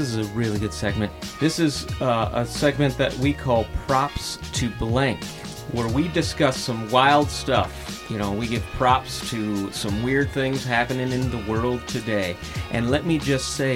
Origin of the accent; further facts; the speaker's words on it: Loveland, Ohio, United States; we're all from Loveland.